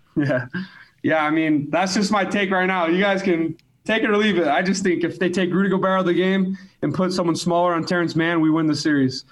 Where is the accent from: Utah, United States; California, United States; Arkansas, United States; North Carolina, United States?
Utah, United States; Alpine; I grew up in Alpine